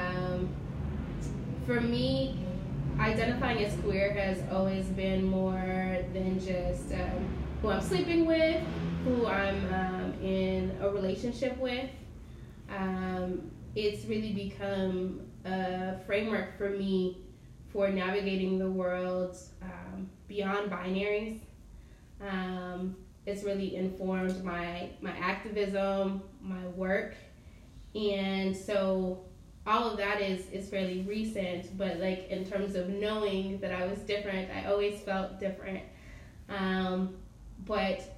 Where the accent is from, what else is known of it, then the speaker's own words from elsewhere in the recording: Alabama, United States; now in Philadelphia, United States; I am originally from Alabama. I've been in Philly for almost a decade now